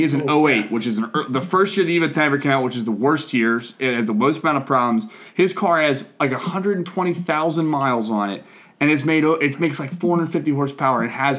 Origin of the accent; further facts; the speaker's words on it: United States; I'm an American.